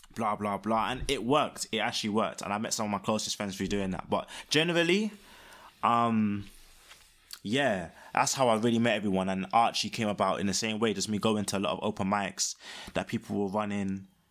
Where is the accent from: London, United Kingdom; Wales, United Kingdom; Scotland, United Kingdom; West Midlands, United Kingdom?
London, United Kingdom; I was born in Peckham and, um, haven't left other than for that one, the uni times